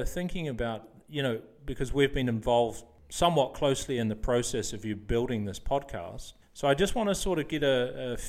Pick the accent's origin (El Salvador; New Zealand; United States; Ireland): New Zealand; moved away as an adult; also born or lived in Sydney, Australia; now in Netherlands; I'm from New Zealand. I've been living in the Netherlands now for 17 years